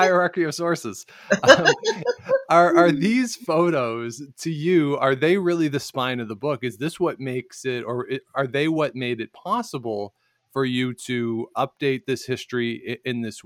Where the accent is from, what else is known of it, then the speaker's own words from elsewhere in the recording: central Canada, Canada; somebody like me from Central Canada